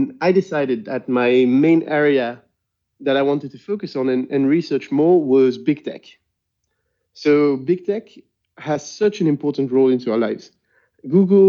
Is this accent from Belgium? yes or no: yes; Brussels, Brussels-Capital Region, Belgium; first language French; English is a second language; I'm from Brussels. If you hadn't noticed by now, French is my main language.